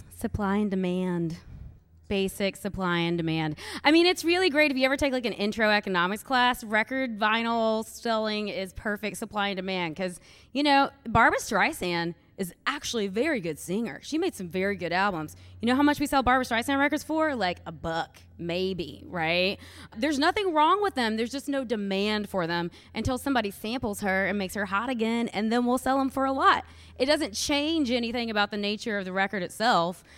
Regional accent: Louisville, Kentucky, United States; I am from Louisville, Kentucky

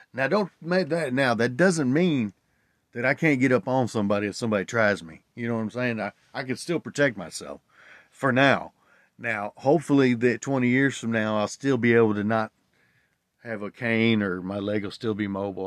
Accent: Tennessee, United States; I grew up in Tennessee

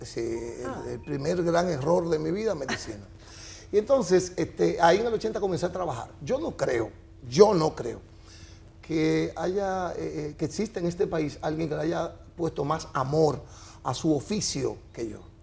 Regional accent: La Vega, Dominican Republic; moved away as an adult; also born or lived in San Pedro de Macorís; yo soy de La Vega, tiene emisoras de radio

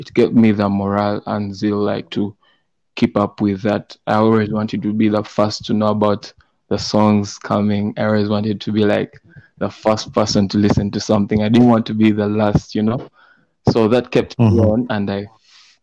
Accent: Kampala, Central Region, Uganda; I was born and raised in Kampala, Uganda.

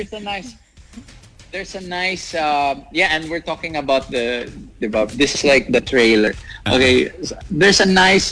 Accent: Laguna, Calabarzon, Philippines; moved away as an adult; now in Pasig, Philippines; I'm originally from Laguna, but I stay in the city for work

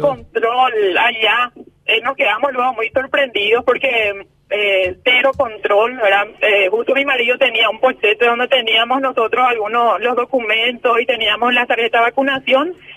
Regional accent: Pedro Juan Caballero, Amambay, Paraguay; somos somos de Pedro Juan Caballero

